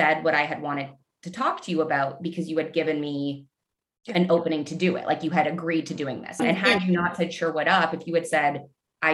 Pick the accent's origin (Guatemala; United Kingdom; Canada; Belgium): Canada; moved away as an adult; also born or lived in Midwest, United States; I'm Canadian. And so when the pandemic hit and the city that I was in got absolutely rocked, I ultimately decided that I wanted to go home to practice